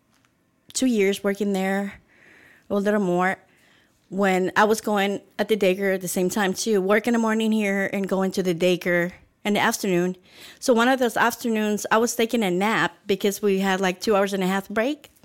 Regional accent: El Salvador; moved away as an adult; also born or lived in Los Angeles; now in Houston, United States; I was born in El Salvador July 5th. 1977, and I came to Los Angeles when I was 18

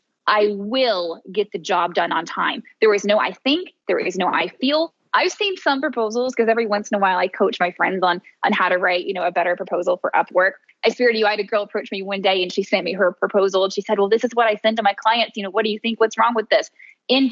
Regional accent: Tennessee, United States; now in Miami, United States; my hometown where I come from. I'm originally from Tennessee, even though I now live in Miami, Florida

